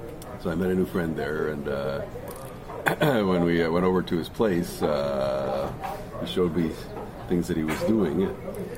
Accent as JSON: {"language": "English", "town": "Montreal", "region": "Quebec", "country": "Canada", "tie": "born or raised there", "first_language": "English", "said": "Here in Montreal, yeah. I grew up in Montreal."}